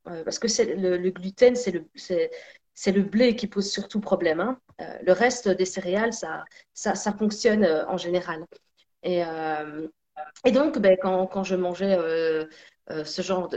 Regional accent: Belgium; also born or lived in Sicily (ancestry); on est tous les deux siciliens. Donc euh, même si je suis née en Belgique, euh, j'ai deux parents nés en Sicile

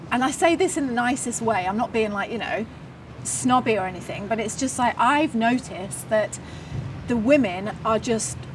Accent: New Plymouth, Taranaki, New Zealand; I've got to say, now I don't know whether this is because we're from farmerland, like you know, we're from New Plymouth.

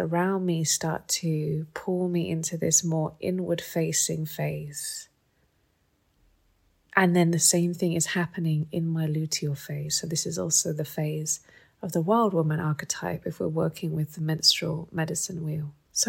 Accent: England, United Kingdom; I was brought up in England.

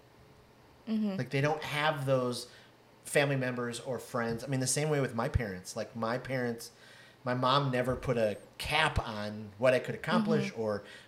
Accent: Detroit, Michigan, United States; I grew up in Detroit

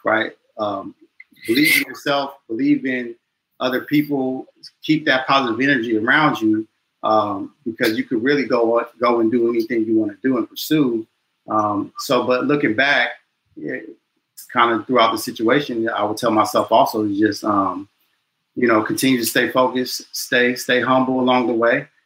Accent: Chino, California, United States; moved away as an adult; also born or lived in Inglewood, California / Utah; now in Washington, D.C., United States; I'm originally from California, Southern California, LA. Born in Inglewood, and then um, I've been fortunate and blessed to move um, outside to Chino, California.

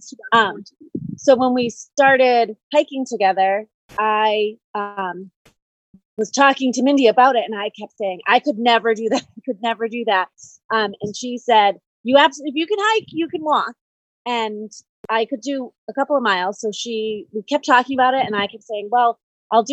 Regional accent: Holden, Massachusetts, United States; I grew up in Holden, Massachusetts

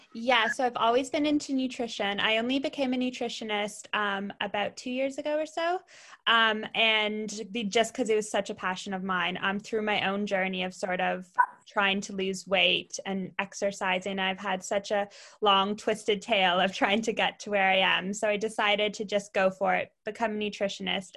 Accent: Ottawa, Ontario, Canada; moved away as an adult; also born or lived in London, United Kingdom; now in Bournemouth, United Kingdom; I'm Canadian originally. I'm from Ottawa, which is the capital, not Toronto

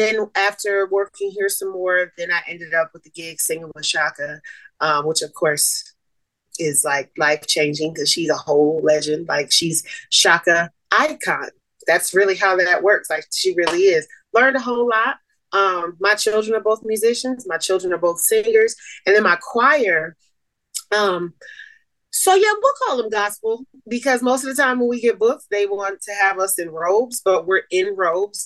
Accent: Toledo, Ohio, United States; moved away as an adult; also born or lived in Boston, Massachusetts; now in Las Vegas, United States; born in Boston, raised in Toledo.

